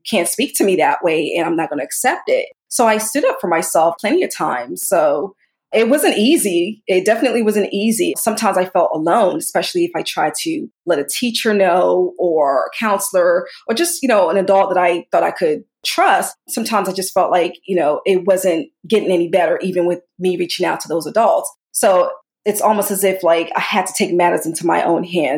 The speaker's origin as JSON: {"language": "English", "area": "Montgomery County", "region": "Maryland", "country": "United States", "tie": "born or raised there", "also_born_or_lived": "Sierra Leone", "said": "I grew up in Maryland. I still reside in Maryland currently"}